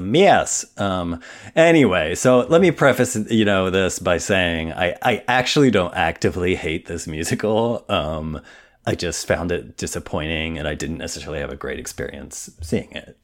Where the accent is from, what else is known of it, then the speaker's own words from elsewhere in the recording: Indiana, United States; I'm from Indiana